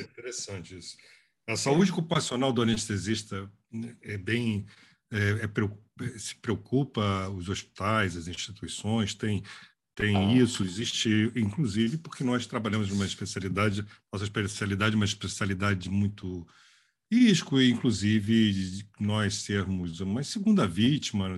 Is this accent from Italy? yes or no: no; Brazil; nós, brasileiros, como brasileiros